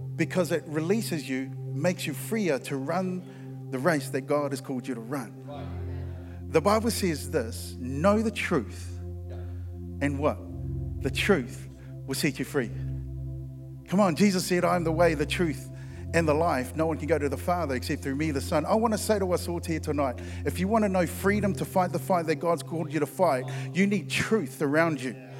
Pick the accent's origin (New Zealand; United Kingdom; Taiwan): New Zealand; Christchurch, Canterbury; I'm from Christchurch and, and, and, we are loud down there